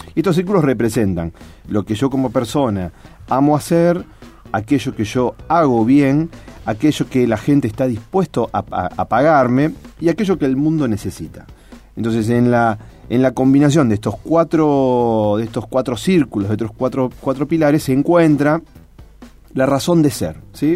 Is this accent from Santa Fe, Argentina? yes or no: yes; Rosario, Santa Fe, Argentina; como rosarinos también, ¿cierto? Si, elegimos seguir viviendo acá